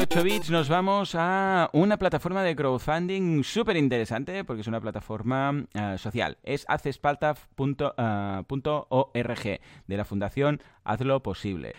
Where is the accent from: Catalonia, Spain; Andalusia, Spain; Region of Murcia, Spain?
Catalonia, Spain; yo igual es que soy muy catalán